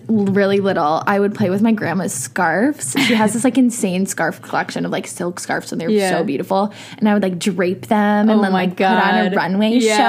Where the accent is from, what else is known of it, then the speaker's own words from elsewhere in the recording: Chicago, Illinois, United States; I'm originally from Chicago.